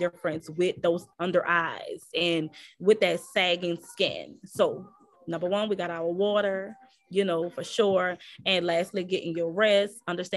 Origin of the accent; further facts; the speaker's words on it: New Orleans, Louisiana, United States; I'm from New Orleans, so my dialect is a little different.